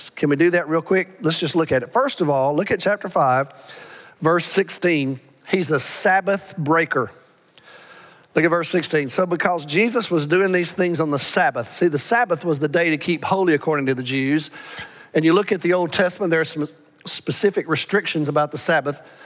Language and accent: English; Alabama, United States; accent: Alabama; moved away; I, I, know I grew up, I was born and reared in Alabama, but I've been with y'all so long, I've, I've lost my Alabama accent for the most part.